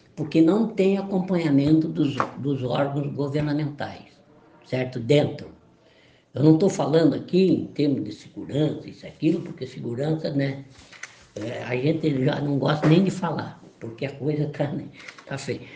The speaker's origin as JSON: {"language": "Portuguese", "town": "Caçador", "region": "Santa Catarina", "country": "Brazil", "moved": "as an adult", "lives_now": "Florianópolis, Brazil", "said": "eu sou de Santa Catarina mesmo. Eu sou do município, de, eu sou de Caçador."}